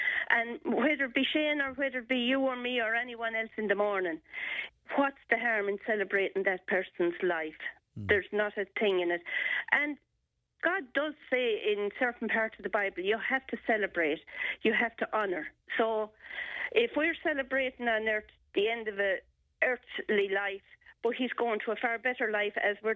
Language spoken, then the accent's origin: English; Tipperary, Ireland; I was brought up in Pecan, so it'd be down from Kearney Commons